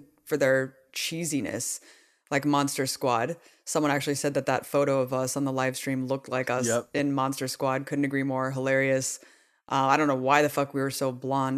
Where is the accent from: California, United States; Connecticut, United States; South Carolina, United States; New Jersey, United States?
California, United States; Pleasanton; we grew up in Pleasanton